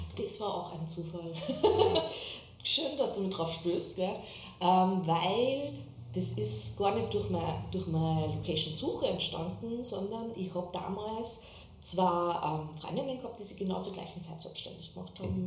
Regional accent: Waizenkirchen, Upper Austria, Austria; moved away as an adult; also born or lived in Salzburg; now in Berlin, Germany; bin aus Oberösterreich, Weizenkirchen heißt der kleine Ort

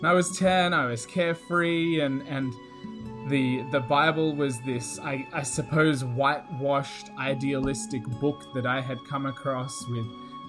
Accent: Australia; now in Riverside, United States; as you can hear from my accent and from my voice, I don't actually come from America at all. I have just moved here, actually, from Queensland, Australia

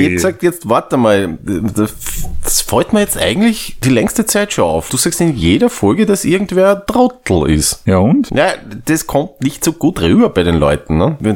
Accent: Austria; Also bei uns in Österreich? Ja, wir waren, wir waren ein Kaiserreich.

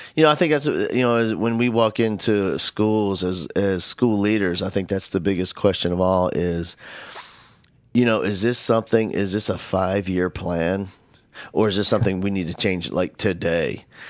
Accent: Northeast, United States; moved away; I grew up in the Northeast

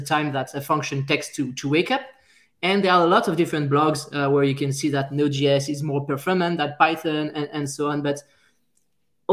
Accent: France; accent: French; English is a second language; now in Montreal, Canada; I'm a French guy, as you can hear by my French accent

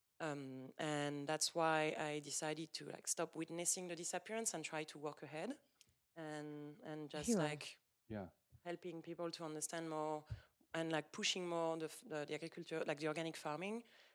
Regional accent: Moselle, Grand Est, France; English is a second language; moved away as an adult; also born or lived in Jura, France; I was born in French Moselle, but then my parents still live there. But then I moved to the Jura on my own, and that's where I grew myself up

